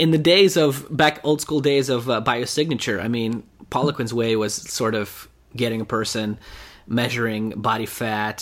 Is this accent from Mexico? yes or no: no; Russia; now in United States; I'm from Russia originally. So when I moved to US